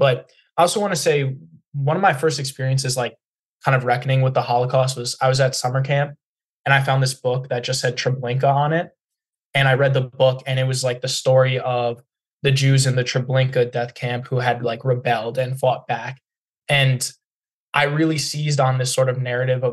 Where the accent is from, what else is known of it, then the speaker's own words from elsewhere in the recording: United States; as an American